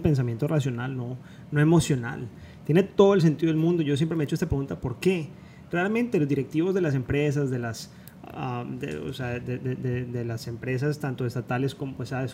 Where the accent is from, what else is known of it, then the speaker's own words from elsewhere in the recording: Cali, Valle del Cauca, Colombia; moved away as an adult; now in Miami, United States; los dos nos, identificamos mucho con eso porque venimos de Cali, venimos de Colombia